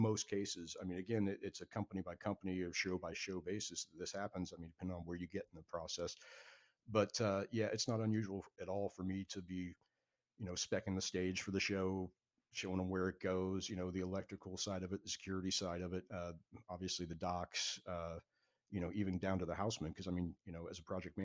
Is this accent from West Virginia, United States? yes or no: no; Marco Island, Florida, United States; working at the church where I grew up on Marco Island